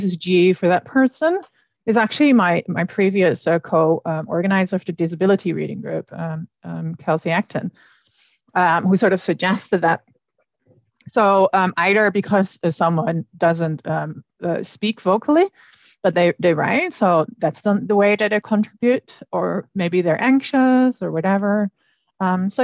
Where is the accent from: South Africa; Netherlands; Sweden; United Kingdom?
Netherlands; moved away; I come from the Netherlands